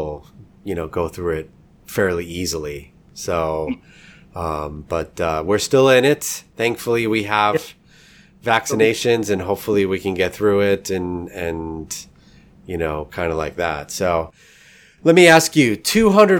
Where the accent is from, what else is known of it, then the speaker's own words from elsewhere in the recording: New York, United States; now in St. Louis, United States; I'm in St. Louis now, but I'm originally from New York